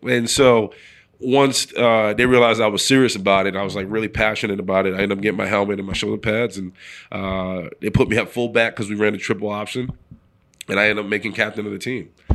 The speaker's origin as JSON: {"language": "English", "town": "New York City", "region": "New York", "country": "United States", "tie": "born or raised there", "moved": "as an adult", "said": "I'm from the Bronx, New York, so I'm a city kid"}